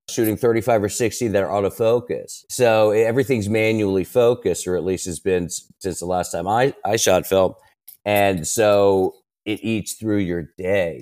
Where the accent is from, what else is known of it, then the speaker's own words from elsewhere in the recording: Maryland, United States; I grew up in Maryland, right outside Washington, D